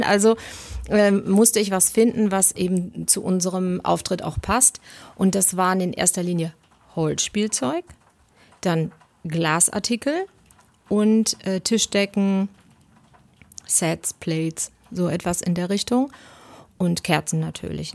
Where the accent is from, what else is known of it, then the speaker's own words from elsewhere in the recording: Bielefeld, North Rhine-Westphalia, Germany; ich komme aus Bielefeld